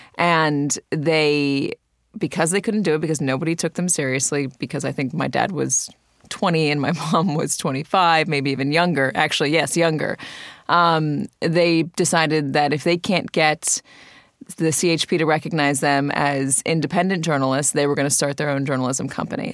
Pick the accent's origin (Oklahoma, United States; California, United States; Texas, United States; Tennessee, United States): California, United States; Santa Monica; my brother and I, grew up at the airport in Santa Monica